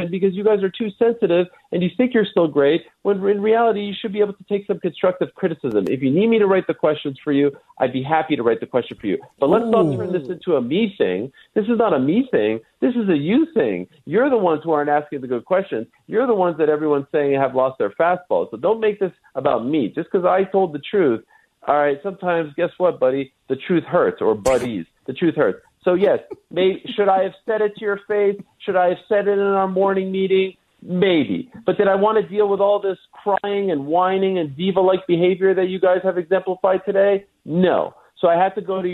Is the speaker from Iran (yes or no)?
no; Montreal, Quebec, Canada; I grew up in Montreal